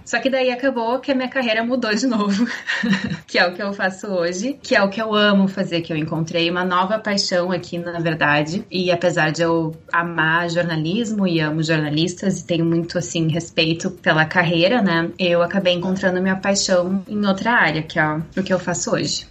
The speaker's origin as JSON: {"language": "Portuguese", "town": "Porto Alegre", "region": "Rio Grande do Sul", "country": "Brazil", "tie": "born or raised there", "moved": "as an adult", "lives_now": "South Africa", "said": "Eu sou de Porto Alegre, no sul do Brasil, e eu sempre morei lá toda a minha vida"}